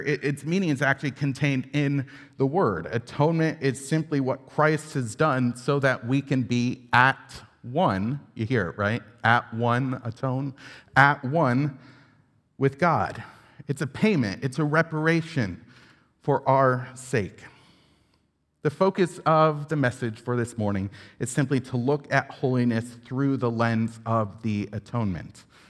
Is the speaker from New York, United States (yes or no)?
yes; upstate New York, United States; I grew up in Independent Baptist Church in upstate New York